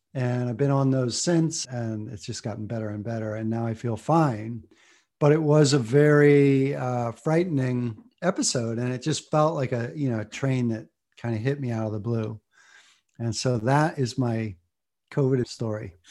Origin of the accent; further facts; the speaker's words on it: Ohio, United States; moved away as an adult; also born or lived in Boston; I came from Bible Belt, conservative Ohio